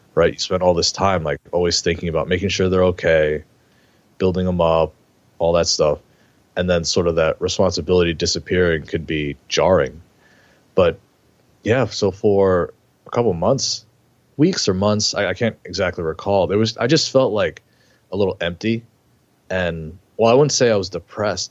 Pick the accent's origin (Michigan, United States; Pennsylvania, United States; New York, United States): New York, United States; I grew up in New York